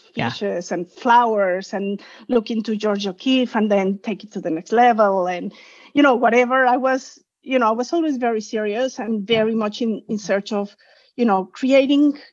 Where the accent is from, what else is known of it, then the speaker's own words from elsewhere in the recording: Mexico; moved away as an adult; also born or lived in New York City, United States; now in Walnut Creek, United States; I'm originally from Mexico